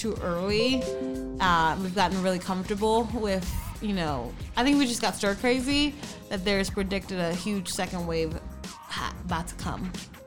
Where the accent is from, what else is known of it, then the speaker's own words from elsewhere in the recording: New York, United States; moved away; I'm like from New York. A lot of my friends are from there. Yeah. My family's still there